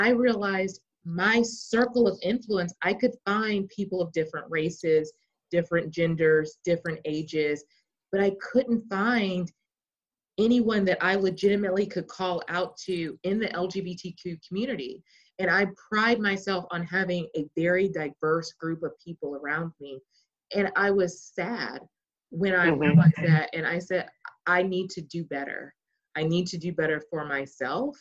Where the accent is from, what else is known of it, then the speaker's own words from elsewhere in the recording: Dallas, Texas, United States; also born or lived in Austin, Texas / Louisiana; I still live in my hometown